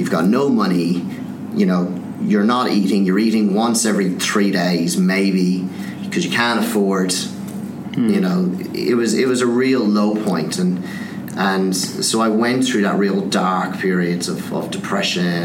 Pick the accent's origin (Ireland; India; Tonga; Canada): Ireland; Skibbereen, Munster; moved away as an adult; also born or lived in London; I'd never left my hometown, which is a little town called Skibbereen in Southern Ireland.